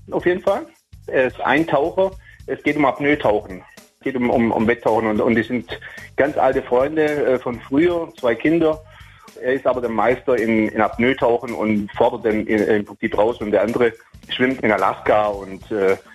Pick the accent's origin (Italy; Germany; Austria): Italy; Taormina, Sicily; born there; Taormina ist dabei, zum Beispiel meine Geburtsstadt natürlich